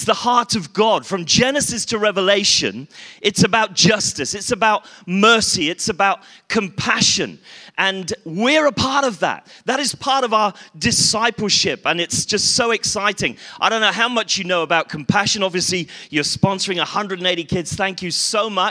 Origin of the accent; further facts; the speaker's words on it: Bristol, South West England, United Kingdom; I come from Bristol